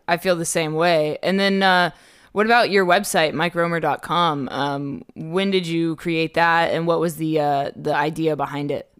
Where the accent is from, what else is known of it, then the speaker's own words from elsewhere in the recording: Dubai, United Arab Emirates; moved away; I grew up in Dubai